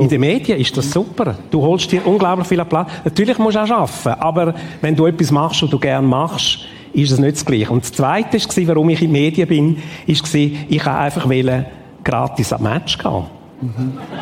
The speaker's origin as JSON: {"language": "German", "region": "Ticino", "country": "Switzerland", "tie": "born or raised there", "said": "Ich bin in Tessin aufgewachsen"}